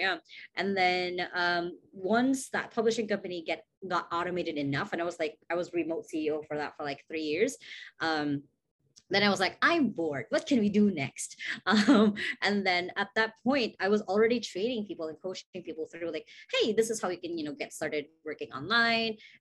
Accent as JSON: {"language": "English", "town": "Cebu City", "region": "Central Visayas", "country": "Philippines", "said": "I am from Cebu City, Philippines"}